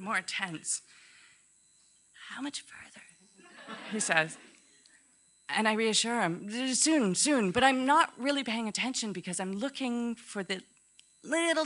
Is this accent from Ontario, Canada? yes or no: yes; Ontario, Canada; growing up in Canada is really special